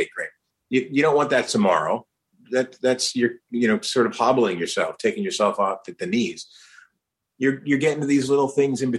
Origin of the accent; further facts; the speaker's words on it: New Jersey, United States; also born or lived in New York; I was born in New York, raised in New Jersey. I'd never been up in the Twin Towers because they're there, like the Twin Towers.